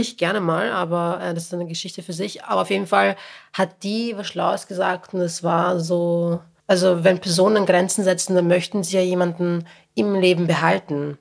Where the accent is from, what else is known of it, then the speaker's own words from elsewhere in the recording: a working-class town in Lower Austria, Austria; moved away as an adult; now in Vienna, Austria; ich komme aus einer niederösterreichischen Arbeiterstadt